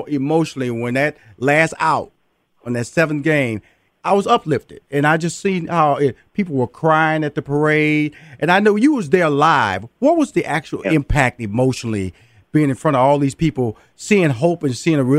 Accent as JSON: {"language": "English", "town": "Houston", "region": "Texas", "country": "United States", "said": "you know, I'm from Fifth Ward, Texas"}